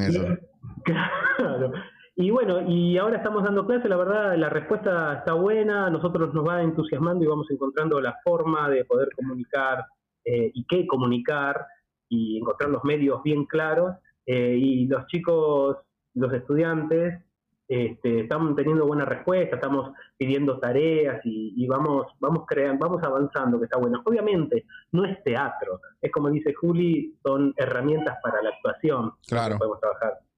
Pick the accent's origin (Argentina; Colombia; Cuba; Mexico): Argentina; also born or lived in Buenos Aires, Argentina; Yo, como argentino